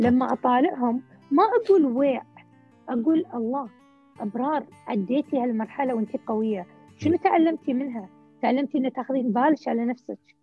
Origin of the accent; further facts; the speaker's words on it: Kuwait; احنا عندنا في الكويت